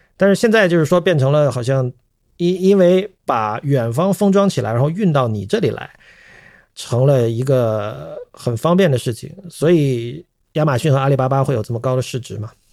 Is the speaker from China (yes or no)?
yes; China; first language Chinese; 我们身为中国人